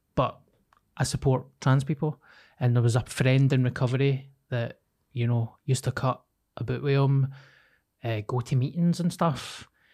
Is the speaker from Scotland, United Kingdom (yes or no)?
yes; Glasgow, Scotland, United Kingdom; I'm like a Glaswegian